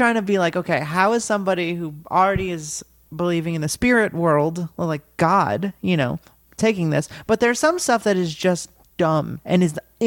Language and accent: English; Los Angeles, California, United States; I grew up in Los Angeles